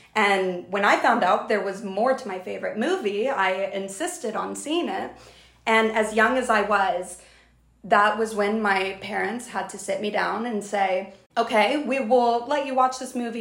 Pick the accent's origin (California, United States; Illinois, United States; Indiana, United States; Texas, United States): Texas, United States; South; moved away as an adult; now in New York, United States; I grew up in South Texas and went to a Jewish preschool